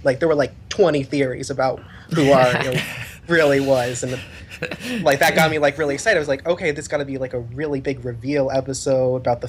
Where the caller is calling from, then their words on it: Richmond, Virginia, United States; from Richmond, Virginia.